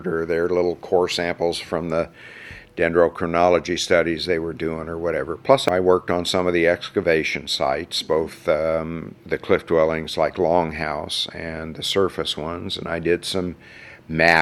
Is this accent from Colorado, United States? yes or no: yes; Mesa Verde National Park, Colorado, United States; also born or lived in Durango, Colorado; my best friends growing up in Mesa Verde at the time were all Navajos